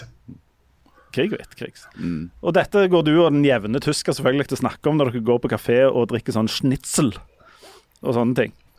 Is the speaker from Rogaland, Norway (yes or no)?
yes; Hommersåk, Rogaland, Norway; jeg er jo fra Hommersorg